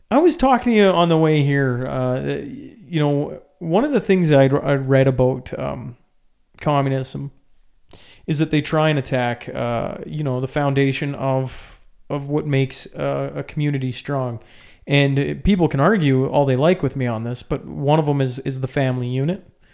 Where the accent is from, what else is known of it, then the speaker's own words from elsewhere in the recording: Canada; Like, as a Canadian, do I sound like I'm losing my mind when I go, there's a total war on the family